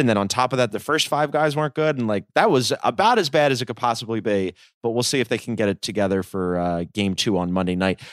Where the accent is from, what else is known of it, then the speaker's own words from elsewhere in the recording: Philadelphia, Pennsylvania, United States; moved away; I'm from Philly